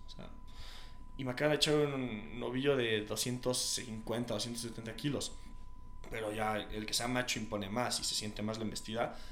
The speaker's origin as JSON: {"language": "Spanish", "region": "Querétaro", "country": "Mexico"}